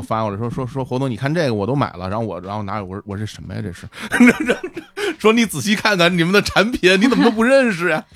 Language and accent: Chinese; Shunyi, Beijing, China; 我小的时候是在那个爷爷奶奶家长大的嘛，然后就是在北京顺义